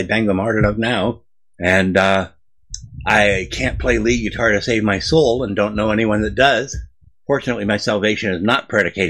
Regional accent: Southern California, United States; now in Appalachians, United States; I live in the Appalachians. I grew up in Southern California.

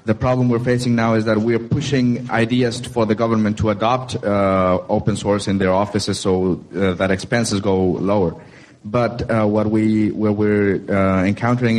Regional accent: Mexico; I'm from Mexico and I'm involved in the Mexican community

